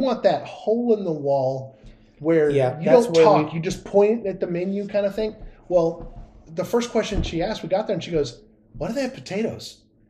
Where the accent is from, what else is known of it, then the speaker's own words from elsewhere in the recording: Central California, United States; I grew up in farm country, Central mm-hmm. California. And so, like, 85% of my hometown is Hispanic.